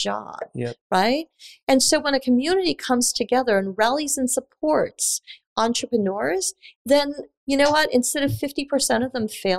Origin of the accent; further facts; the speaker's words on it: New York City, New York, United States; moved away as an adult; also born or lived in Japan / Taiwan / Dallas; now in Tulsa, United States; I spent all of my youth and I grew up in Queens, and I'm a Queens girl